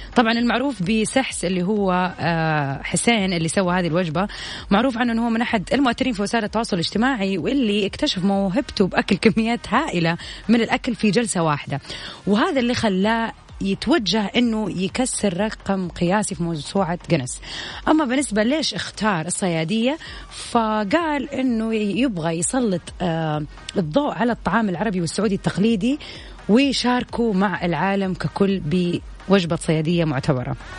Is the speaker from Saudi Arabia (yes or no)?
yes; Saudi Arabia